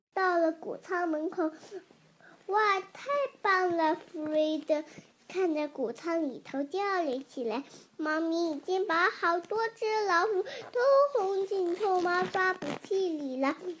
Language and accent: Chinese; Ningbo, Zhejiang, China; 我来自宁波的